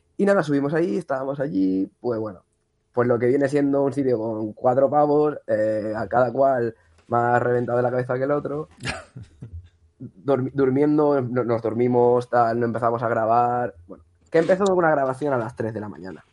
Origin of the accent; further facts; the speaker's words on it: Massamagrell, Valencian Community, Spain; Somos de Masamagrey, al lado cerca de, Rafael Buñol